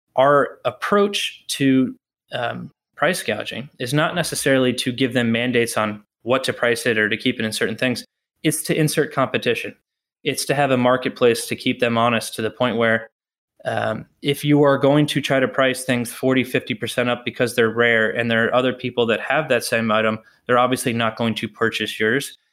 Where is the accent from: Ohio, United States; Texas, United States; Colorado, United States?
Texas, United States; moved away as an adult; also born or lived in Notre Dame, Indiana; now in Boston, United States; I grew up in Texas